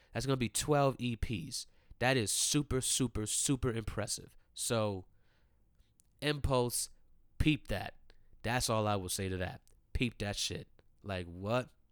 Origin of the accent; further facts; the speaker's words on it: Maryland, United States; also born or lived in Ellicott City, Maryland; I grew up in Maryland